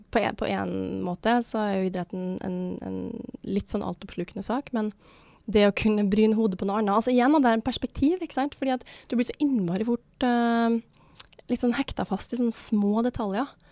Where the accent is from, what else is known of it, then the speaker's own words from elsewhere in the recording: Levanger, Trøndelag, Norway; moved away; var jeg hjemme i Levanger, da, der som jeg kommer fra